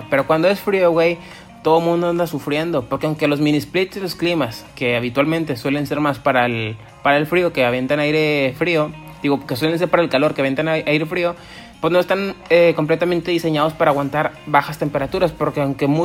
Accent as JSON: {"language": "Spanish", "town": "Monterrey", "region": "Nuevo León", "country": "Mexico", "said": "Así somos los regios siempre"}